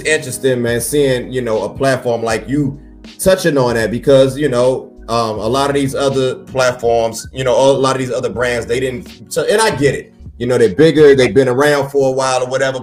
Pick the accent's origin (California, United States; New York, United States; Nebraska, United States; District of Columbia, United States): District of Columbia, United States; Washington; I'm from the D.C. where if you wasn't from D.C., you was a Bama.